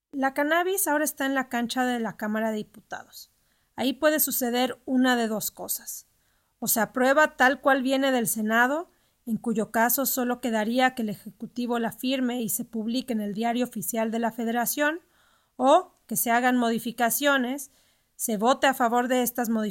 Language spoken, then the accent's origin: Spanish; Mexico